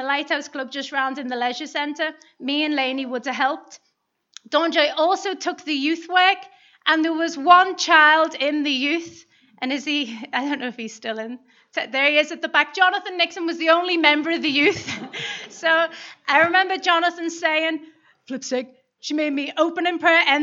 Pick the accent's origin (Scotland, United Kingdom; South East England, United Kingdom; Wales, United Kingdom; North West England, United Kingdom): North West England, United Kingdom; Liverpool; moved away; I'm from Liverpool, and any time we would drive through the Mersey Tunnel, when you were kids